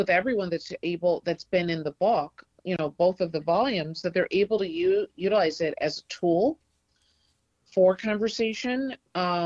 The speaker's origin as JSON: {"language": "English", "town": "Detroit", "region": "Michigan", "country": "United States", "said": "I'm from Detroit originally."}